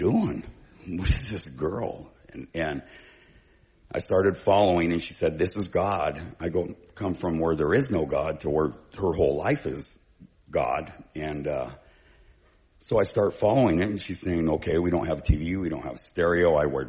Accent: Bay Area, California, United States; moved away as an adult; also born or lived in Vancouver, Washington / Battle Ground, Washington; now in Oregon, United States; I was from the Bay Area originally

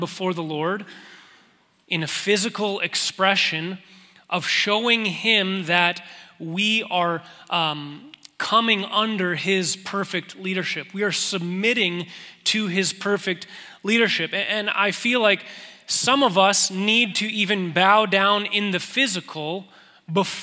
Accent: Manitoba, Canada; now in Calgary, Canada; we're both from Manitoba

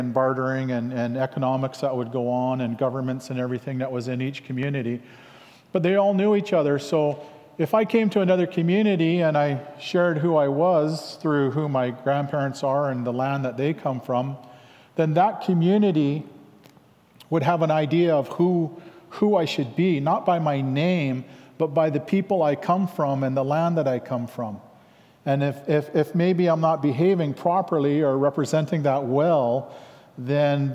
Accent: Langley, British Columbia, Canada; also born or lived in Lik'amel (Lakahahmen), British Columbia; from Langley

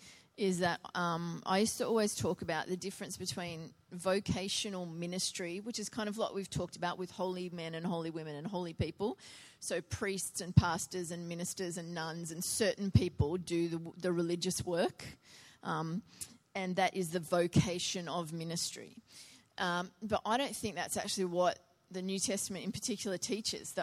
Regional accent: Biloela, Queensland, Australia; my hometown of Biloela

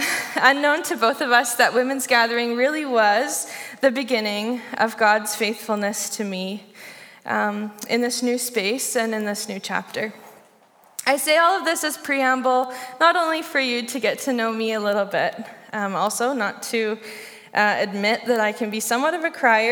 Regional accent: Saskatchewan, Canada; now in Victoria, Canada; first moved here from Saskatchewan. The flat, kind of rectangular-shaped province in our country. I moved here from Saskatchewan to begin my master's in educational psychology at UVic.

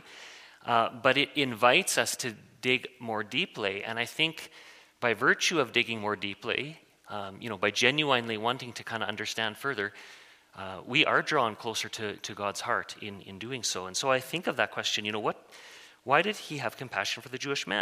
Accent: Waldheim, Saskatchewan, Canada; I grew up in Waldheim with a, you know, kind of through the MB church there

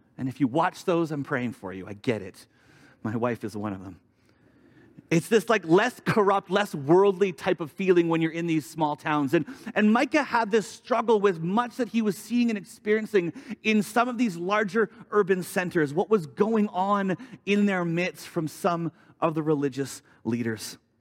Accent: Vancouver, British Columbia, Canada; moved away as an adult; also born or lived in Alberta; I grew up in Vancouver for most of my life

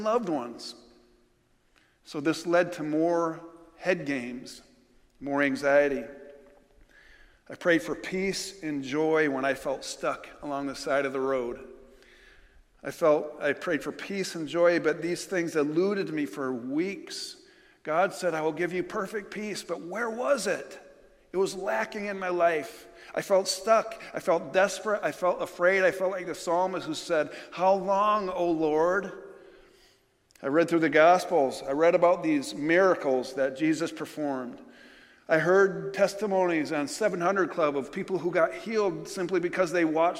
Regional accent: New York, United States; moved away

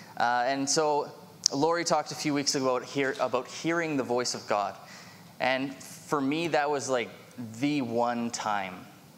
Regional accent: Vancouver, British Columbia, Canada; moved away; But I was originally from Vancouver in 1998. My family moved out here, and so I begrudgingly came with them.

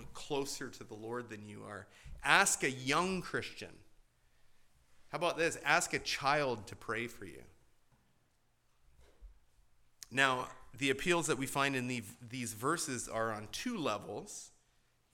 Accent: Hamilton, Ontario, Canada; my hometown of Hamilton

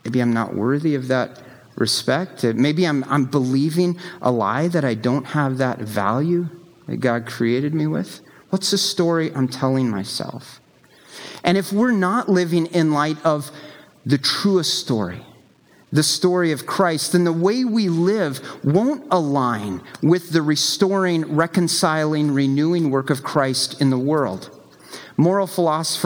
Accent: the American South, United States; I grew up in the American South

